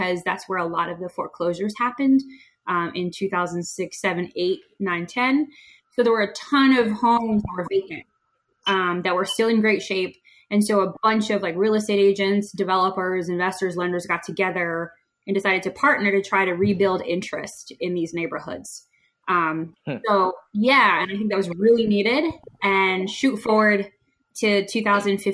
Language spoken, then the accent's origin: English; Boston, Massachusetts, United States; moved away as an adult; now in Atlanta, United States; I'm originally from Boston, but I have been here in Atlanta for 11 years.